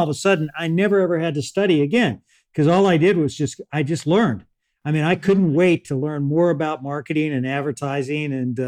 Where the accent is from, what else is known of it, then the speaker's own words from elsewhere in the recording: Beeville, Texas, United States; born there; I was born in Beeville, Texas, which is outside of San Antonio. My dad was a government surveyor.